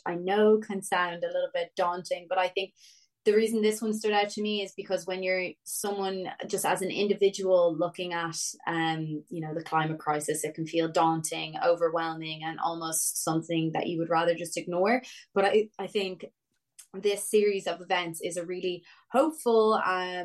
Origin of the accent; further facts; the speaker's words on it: North County Dublin, Leinster, Ireland; I'm from North County, Dublin myself